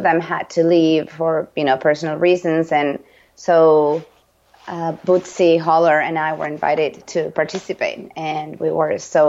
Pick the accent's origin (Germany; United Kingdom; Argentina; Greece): Argentina; English is a second language; now in United States; Yeah, I'm always the foreign token, you know, because, you know, as you know, I'm from Argentina